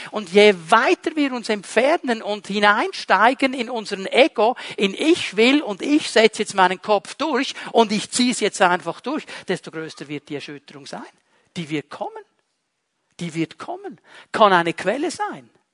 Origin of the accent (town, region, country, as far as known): Switzerland